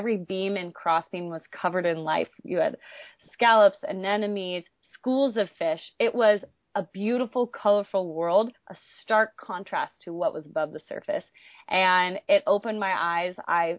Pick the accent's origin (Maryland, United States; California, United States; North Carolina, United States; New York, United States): California, United States; Laguna Beach; I started to fall in love with the ocean when I was growing up in Laguna Beach, California.